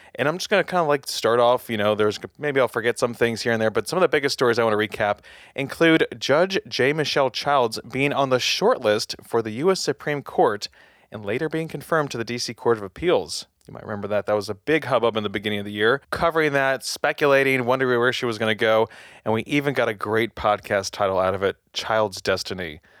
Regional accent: Silver Spring, Maryland, United States; moved away as an adult; also born or lived in Kent, Ohio / Lima, Ohio / Columbus, Ohio / Baton Rouge, Louisiana; now in Columbia, United States; I'm home in Silver Spring, Maryland at my mother's house where I grew up

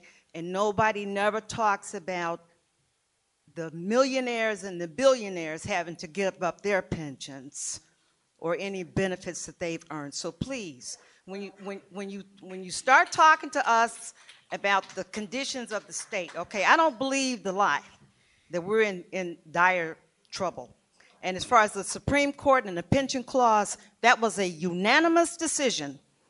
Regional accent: Chicago, Illinois, United States; I tell people I'm from Chicago

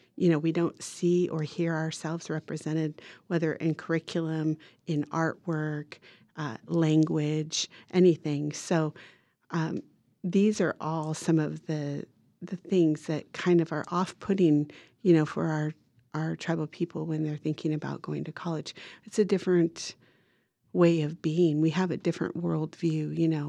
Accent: Redding, California, United States; also born or lived in Toyon, California; I was born there in Toyang, but shortly thereafter moved into Reading and we have a really large native community there

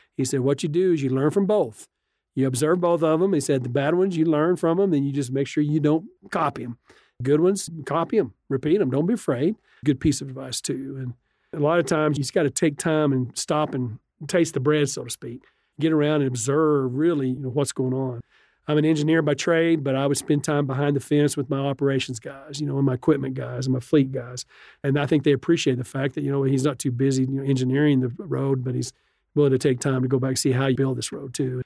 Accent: Borger, Texas, United States; I grew up in Borger, Texas, Phillips 66, corporate oil

